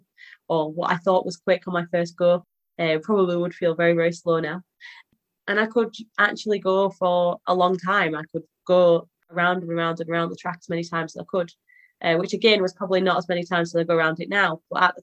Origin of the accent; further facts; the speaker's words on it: Halifax, Yorkshire and the Humber, United Kingdom; I'm from Halifax in Yorkshire.